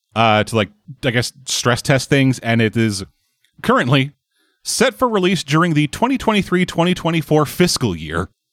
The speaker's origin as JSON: {"language": "English", "country": "Canada", "said": "I'm from Canada"}